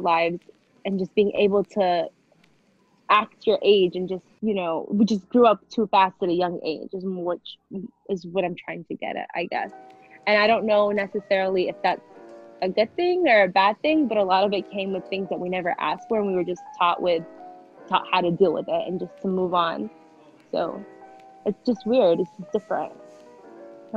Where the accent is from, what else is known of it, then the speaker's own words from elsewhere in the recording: United States; our generation having to struggle with being the first generation Americans